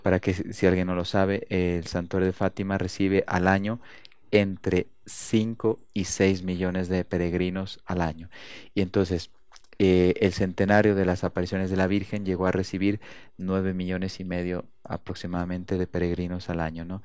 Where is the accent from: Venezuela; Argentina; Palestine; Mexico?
Mexico; Durango; moved away; also born or lived in Italy / Colombia / Spain / Portugal; nací en Durango, eh, soy mexicano, pero ya tengo 25 años en Europa.